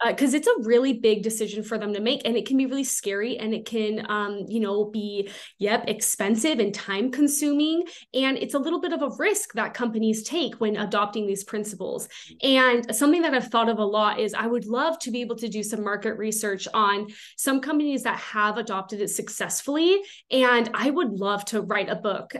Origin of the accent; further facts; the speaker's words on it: Southern California, United States; moved away as an adult; now in Utah, United States; I am originally from Southern California. I moved up to Utah quite a few years ago now